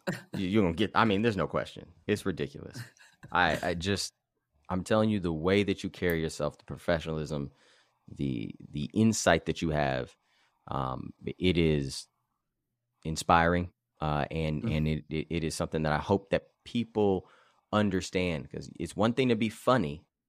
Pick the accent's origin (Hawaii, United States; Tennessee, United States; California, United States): California, United States; Los Angeles; now in Santa Barbara, United States; I was being from Los Angeles, being from Black River Hills area, and then moving to Santa Barbara.